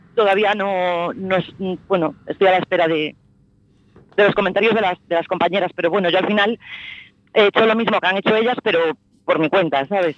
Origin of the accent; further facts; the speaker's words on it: A Coruña, Galicia, Spain; soy de Coruña